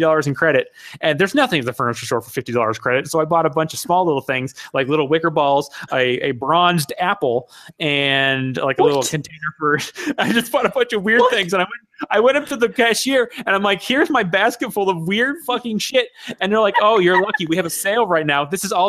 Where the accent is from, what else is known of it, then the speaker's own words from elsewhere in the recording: Hawaii, United States; also born or lived in Japan; I am from Hawaii, and I was born in Japan. I'm half Iranian.